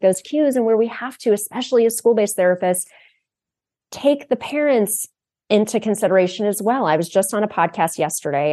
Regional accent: Akron, Ohio, United States; I grew up in Akron, Ohio, home of Goodyear

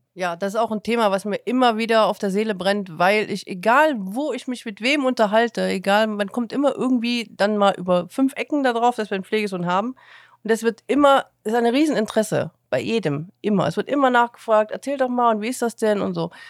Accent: Chemnitz, Saxony, Germany; also born or lived in Cologne; now in Eifel, Germany; Ich ähm, bin geboren in Chemnitz, bin 94 äh, nach Köln gezogen

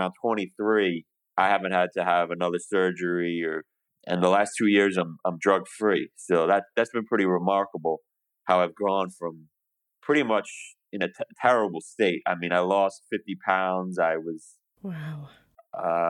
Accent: New York, United States; moved away as an adult; now in Montgomery, United States; I'm from New York. I currently live in the wondrous Alabama right now, Montgomery, Alabama

